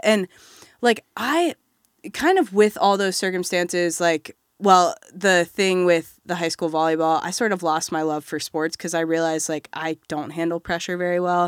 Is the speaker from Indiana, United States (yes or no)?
yes; Batesville, Indiana, United States; also born or lived in Bloomington, Indiana; I'm from Southeast Indiana in a small town called Batesville